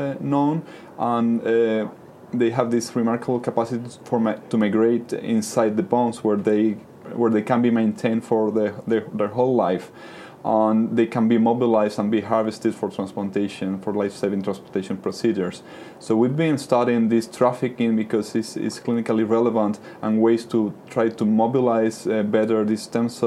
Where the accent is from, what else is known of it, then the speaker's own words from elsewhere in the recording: Spain; moved away as an adult; also born or lived in New York, United States / Madrid, Spain; now in Cambridge, United Kingdom; I grew up in Spain